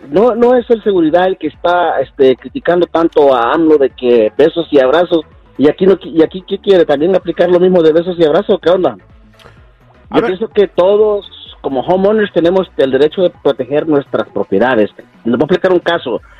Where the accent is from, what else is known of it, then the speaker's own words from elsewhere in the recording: Michoacán, Mexico; now in United States; Soy de México, de Michoacán.